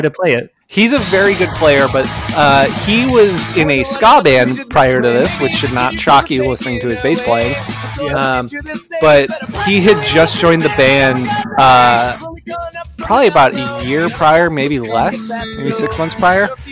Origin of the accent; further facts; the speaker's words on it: Hammond, Indiana, United States; I grew up in Hammond, Indiana, which is like mm-hmm. right on the border of Chicago